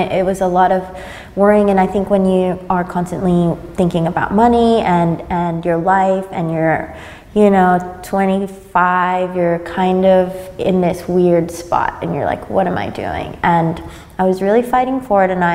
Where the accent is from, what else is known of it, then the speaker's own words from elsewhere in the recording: San Francisco, California, United States; also born or lived in Madrid, Spain / Berlin, Germany; now in Sydney, Australia; I grew up in San Francisco